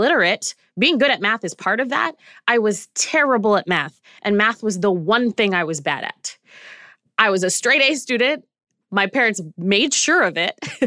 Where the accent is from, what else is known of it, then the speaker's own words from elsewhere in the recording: Canada; I'm Canadian